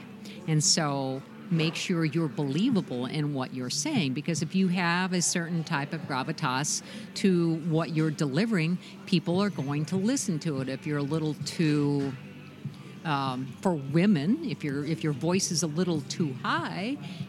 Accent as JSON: {"language": "English", "region": "California", "country": "United States", "accent": "California", "said": "So when I worked in New Hampshire, I had my California accent, right?"}